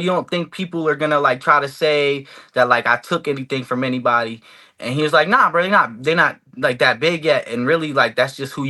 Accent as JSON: {"language": "English", "area": "Broward County", "region": "Florida", "country": "United States", "said": "I'm from 954 Broward County."}